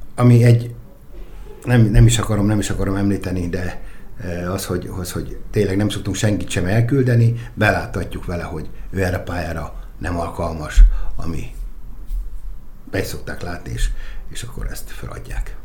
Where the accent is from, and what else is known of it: Nyíregyháza, Szabolcs-Szatmár-Bereg, Hungary